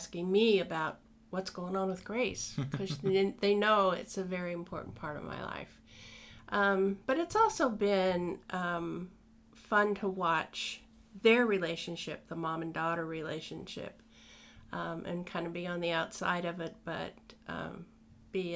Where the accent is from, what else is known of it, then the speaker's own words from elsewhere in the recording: Illinois, United States; also born or lived in Denver, Colorado; now in Chatham County, North Carolina, United States; I was born in Illinois, and that was about as far east as I ever went. Maybe to Ohio. And then I moved to Denver, Colorado, and spent most of my life there.